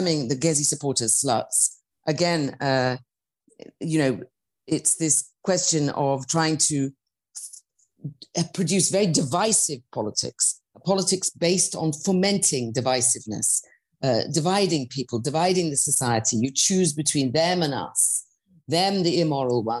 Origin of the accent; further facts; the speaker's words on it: United Kingdom; I'm British, I'm a white middle-class woman